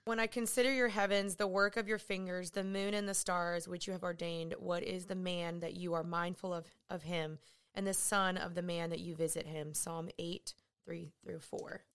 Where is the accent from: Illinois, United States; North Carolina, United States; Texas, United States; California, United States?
Texas, United States; Dallas; also born or lived in Los Angeles; I'm from Dallas